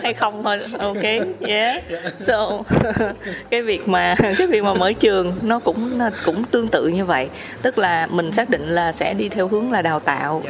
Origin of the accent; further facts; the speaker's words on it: Vietnam; chị là người Việt Nam